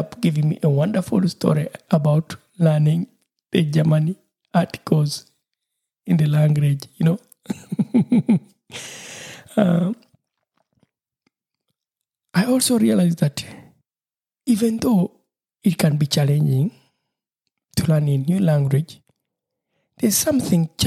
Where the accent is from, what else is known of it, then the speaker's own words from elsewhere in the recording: Uganda; first language Lusoga; English is a second language; my mother tongue, which is Lusoga